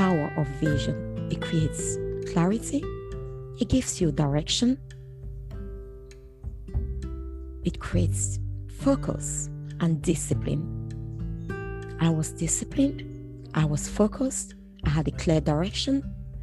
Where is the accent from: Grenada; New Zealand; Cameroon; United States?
Cameroon; English-speaking region of Cameroon, Anglophone Cameroon; now in United Kingdom; I come from Cameroon, as I said before. I'm British Cameroonian. Cameroon is a bilingual nation. I'm from the English-speaking region of Cameroon.